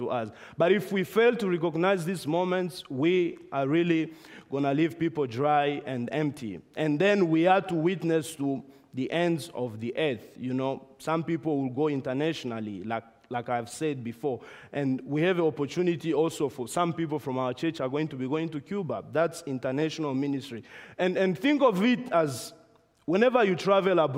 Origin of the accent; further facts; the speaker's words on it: Namibia; moved away; we were back in my home country, Namibia